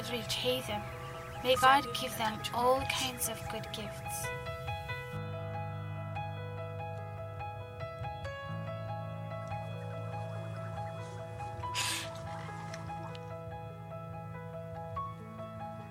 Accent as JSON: {"language": "English", "region": "Addis Ababa", "country": "Ethiopia", "tie": "born or raised there", "said": "I was born in Addis Ababa."}